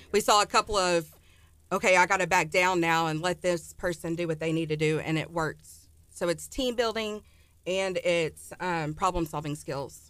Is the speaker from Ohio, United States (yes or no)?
no; Ennis, Texas, United States; The Dallas area.